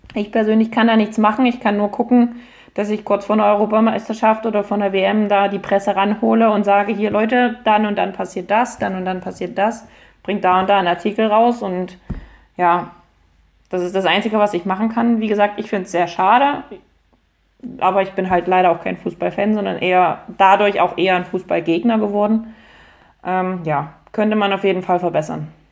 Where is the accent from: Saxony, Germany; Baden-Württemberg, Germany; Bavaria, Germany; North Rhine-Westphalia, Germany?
Saxony, Germany; Dresden; ich bin wieder in die Gegend zurückgezogen, wo ich aufgewachsen bin